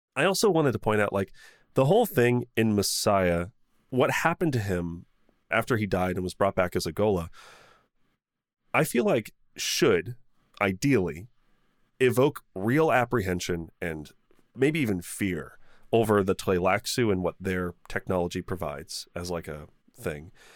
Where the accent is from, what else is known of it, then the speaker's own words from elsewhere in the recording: United States; being an American